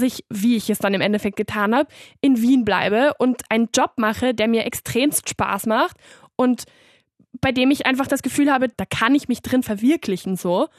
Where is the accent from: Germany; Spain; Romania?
Spain; Barcelona, Catalonia; moved away as an adult; now in Vienna, Austria; ich war zwar in Barcelona auf der Schule